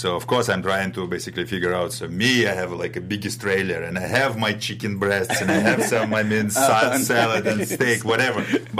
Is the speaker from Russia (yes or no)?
yes; Russia; moved away as an adult; now in United States; I'm from Russia, from ex-Soviet Union, from Europe.